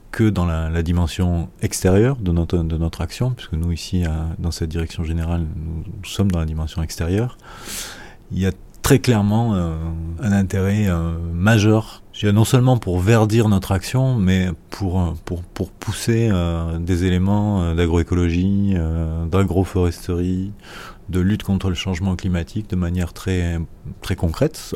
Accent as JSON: {"language": "French", "country": "France", "said": "je suis français."}